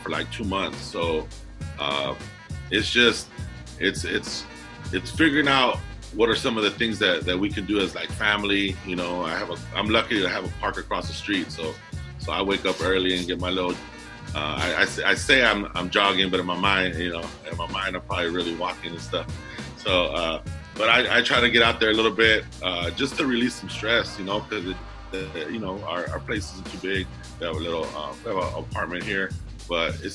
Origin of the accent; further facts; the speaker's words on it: Commerce, California, United States; also born or lived in Alhambra, California; I grew up in Southeast Los Angeles, City of Commerce, you know, went to JUCO basketball and East LA College, stuff like that. But born and raised Southern California, East Los Angeles, Southeast